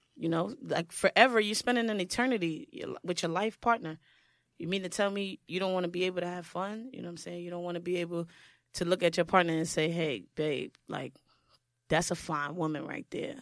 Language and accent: English; New York City, New York, United States; Brooklyn. I'm from Brooklyn